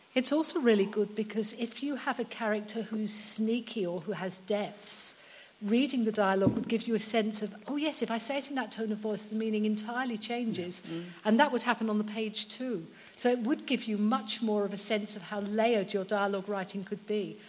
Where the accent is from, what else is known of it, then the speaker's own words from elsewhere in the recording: United Kingdom; I'm British